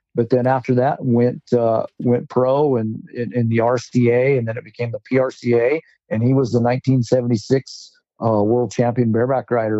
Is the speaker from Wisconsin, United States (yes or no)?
no; Rock Springs, Wyoming, United States; now in Northeast Wyoming, United States; I was born and raised in Rock Springs.